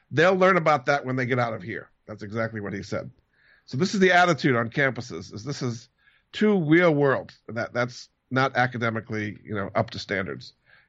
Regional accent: Rhode Island, United States; I grew up in Rhode Island, went to Moses Brown School, went to Amherst College

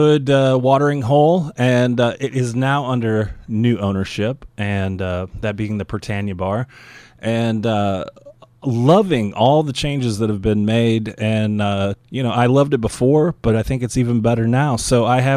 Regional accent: St. Louis, Missouri, United States; now in New Orleans, United States; I'm originally from St. Louis

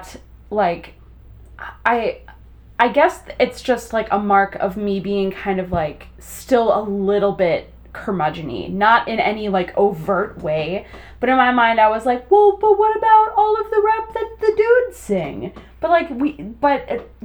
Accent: Wisconsin, United States; we're both from Wisconsin

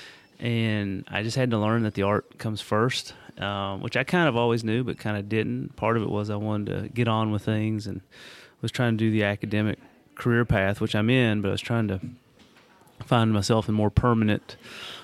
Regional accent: Corbin, Kentucky, United States; I grew up in Corbin, Kentucky, which is about an hour and a half between Lexington, Kentucky, and Knoxville, Tennessee on I-75.

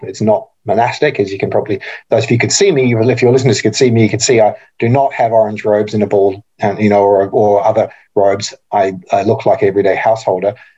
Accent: New Zealand; now in Australia; I'm also a New Zealander

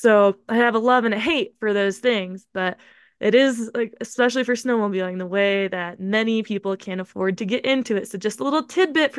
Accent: Tacoma, Pacific Northwest, United States; I'm from the Northwest

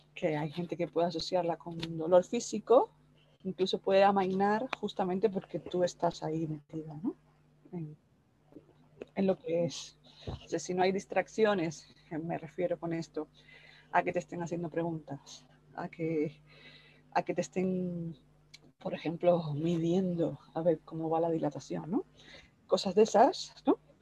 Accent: Cuba; moved away; yo soy cubana

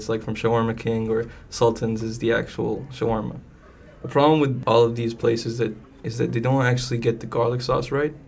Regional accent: Dubai, United Arab Emirates; moved away as an adult; also born or lived in California, United States; now in United States; I moved at the age of one to Dubai, and I lived there ever since.

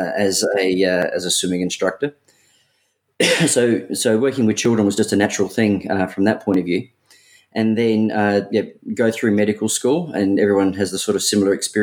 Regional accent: Adelaide, South Australia, Australia; I'm originally from Adelaide

